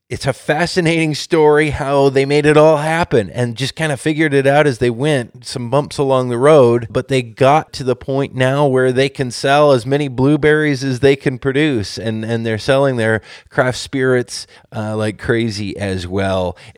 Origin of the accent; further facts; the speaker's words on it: Washington, United States; the community I grew up in, like this week, getting to know and sharing the stories of the real people behind the food we produce and eat here in Washington.